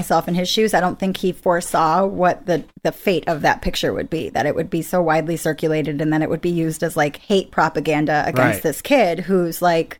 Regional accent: New York, United States; I was growing up in New York.

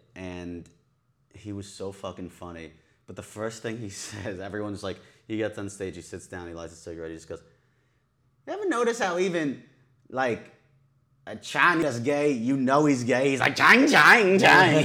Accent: Long Island, New York, United States; I'm from Long Island

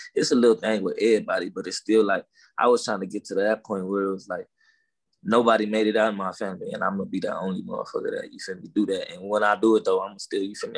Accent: Los Angeles, California, United States; accent: down south slang; I was born in Watts

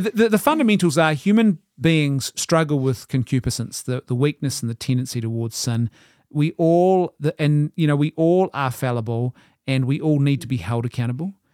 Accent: Ireland; I'm an Irishman

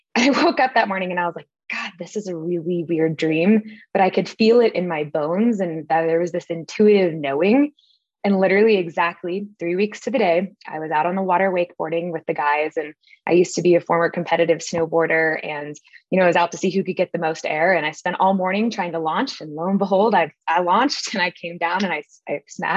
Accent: Connecticut, United States; I grew up in Connecticut on the East Coast

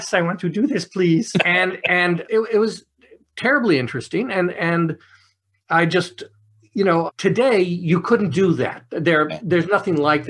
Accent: Los Angeles, California, United States; I'm born and raised in Los Angeles.

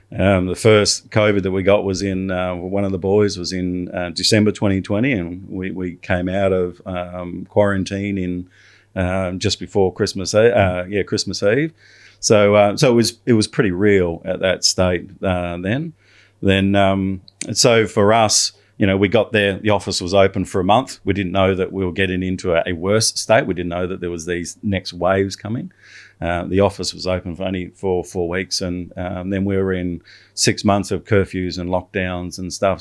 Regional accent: Australia; I'm an Australian

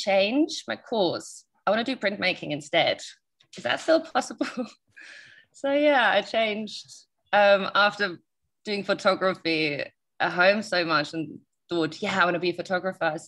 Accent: Germany; moved away; Parents are kind of just generally normal German standard upbringing

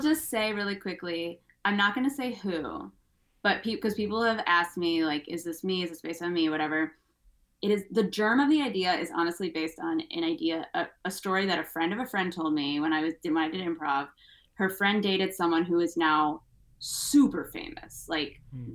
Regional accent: United States; I'm American

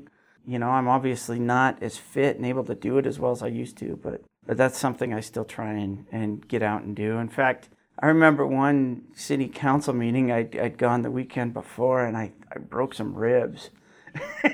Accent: Gillette, Wyoming, United States; also born or lived in Newcastle, Wyoming; I was actually born in Newcastle. Both my parents are from Newcastle, but I grew up in Gillette

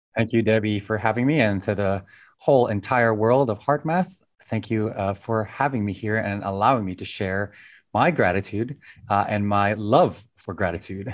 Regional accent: Philippines; growing up in the Philippines

